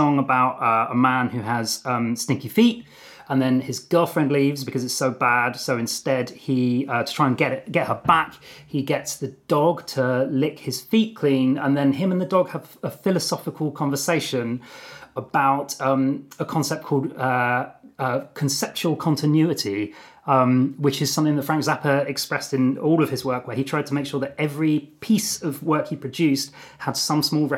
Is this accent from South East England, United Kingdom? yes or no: yes; Brighton, South East England, United Kingdom; moved away as an adult; also born or lived in London; you're maybe about 6 years old, you're growing up in Brighton in Sussex